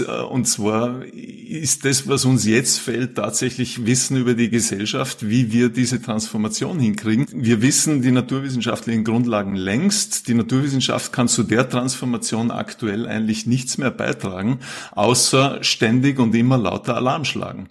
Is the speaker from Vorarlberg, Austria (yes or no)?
yes; Vorarlberg, Austria; also born or lived in Salzburg; now in Vienna, Austria; Ich bin ursprünglich Vorarlberger, habe dann lange in Salzburg gelebt, Studium Zivildienst dort gemacht und bin seit mittlerweile gut 20 Jahren in Wien